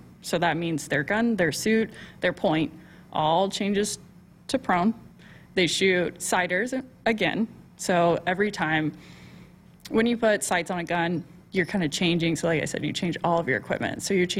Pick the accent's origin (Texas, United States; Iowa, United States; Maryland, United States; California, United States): Texas, United States; You know, I'm from Texas, so.